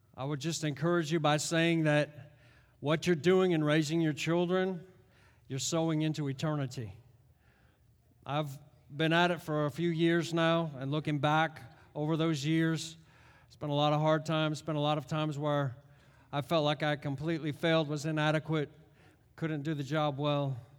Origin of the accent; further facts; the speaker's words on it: United States; also born or lived in Connecticut / New York; we're Americans.